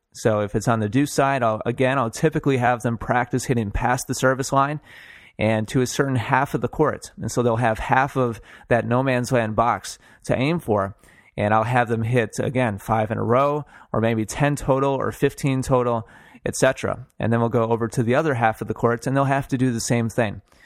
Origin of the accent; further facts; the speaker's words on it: Milwaukee, Wisconsin, United States; I'm from Wisconsin. I was born and, and raised in Milwaukee.